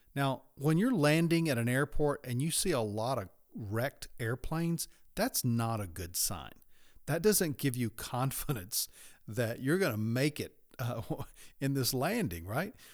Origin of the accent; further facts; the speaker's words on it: United States